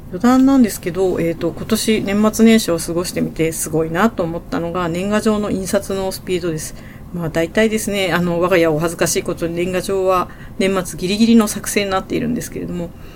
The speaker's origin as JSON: {"language": "Japanese", "town": "Sendai", "region": "Miyagi", "country": "Japan", "tie": "born or raised there", "said": "私の出身地である仙台"}